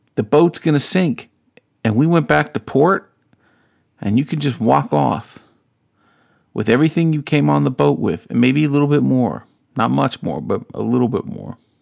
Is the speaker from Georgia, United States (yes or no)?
no; North Carolina, United States; I grew up in North Carolina, South